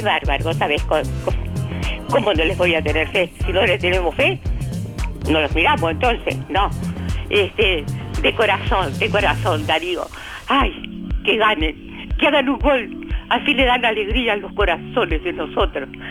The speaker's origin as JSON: {"language": "Spanish", "country": "Uruguay", "said": "Soy, soy uruguaya"}